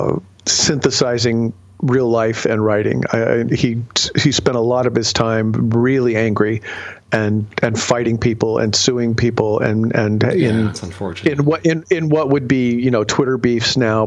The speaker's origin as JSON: {"language": "English", "region": "Ohio", "country": "United States", "tie": "born or raised there", "said": "growing up in Ohio"}